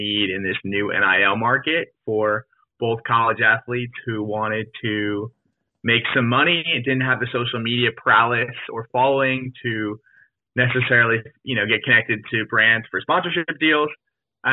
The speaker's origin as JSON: {"language": "English", "region": "New Jersey", "country": "United States", "tie": "born or raised there", "said": "I grew up in New Jersey"}